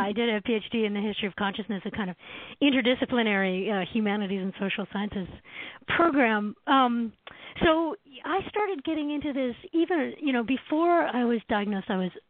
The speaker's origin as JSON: {"language": "English", "country": "Canada", "moved": "yes", "lives_now": "United States", "said": "So as a Canadian, I came down to the States in the 1990s"}